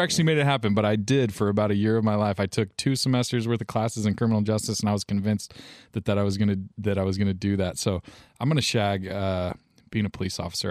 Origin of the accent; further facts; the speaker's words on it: United States; as an American male young man